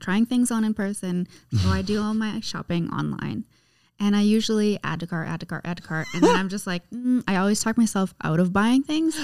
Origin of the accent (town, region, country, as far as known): Canada